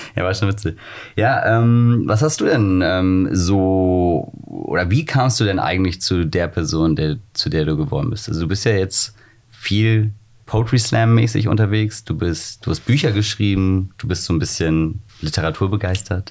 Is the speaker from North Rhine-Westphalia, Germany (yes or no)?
no; near Wiesbaden, Hesse, Germany; now in Hamburg, Germany; Ich komme aus der Nähe von Wiesbaden